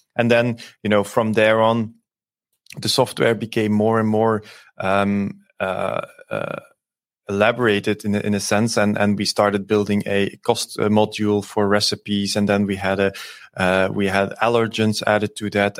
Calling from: Antwerp, Flanders, Belgium; I'm, uh, calling in from, uh, Antwerp in Belgium

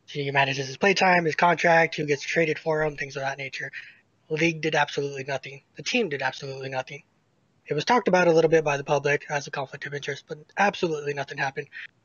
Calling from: Portland, United States; Hey, Travis. I'm calling from Portland.

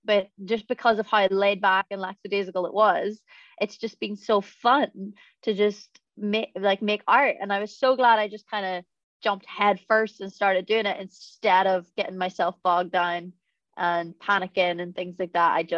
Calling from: England, United Kingdom; I come from England.

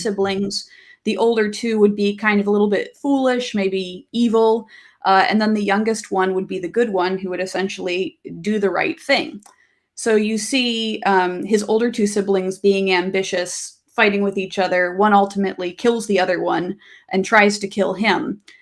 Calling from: Kingston, Washington, United States; I'm calling in from, uh, from Kingston, Washington.

